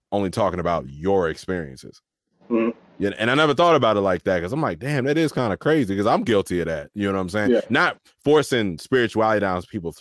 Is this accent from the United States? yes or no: yes; Waldorf, Maryland, United States; I grew up in Waldorf